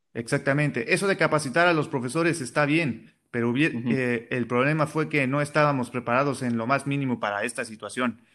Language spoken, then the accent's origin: Spanish; Mexicali, Baja California, Mexico; soy de Mexicali